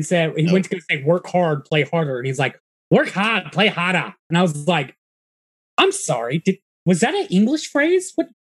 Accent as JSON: {"language": "English", "region": "Texas", "country": "United States", "also_born_or_lived": "New Hampshire", "moved": "yes", "said": "And I was like, from Texas."}